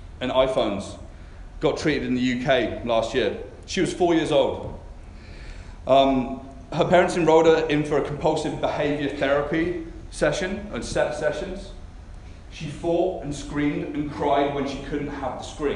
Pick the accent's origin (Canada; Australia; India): Canada; I come from Canada.